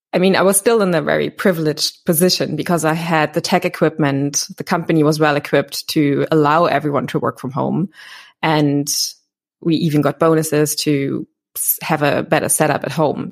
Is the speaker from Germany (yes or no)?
yes; Berlin, Germany; I'm born and raised in Berlin